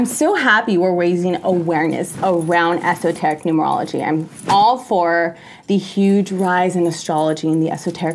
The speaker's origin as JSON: {"language": "English", "country": "United States", "tie": "born or raised there", "said": "I'm half Mexican, half Peruvian, born and raised in America, first generation."}